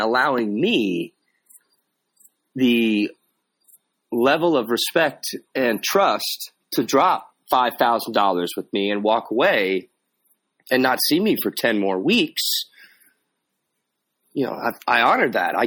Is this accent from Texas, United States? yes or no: yes; Texas, United States; that's how I was raised down here in Texas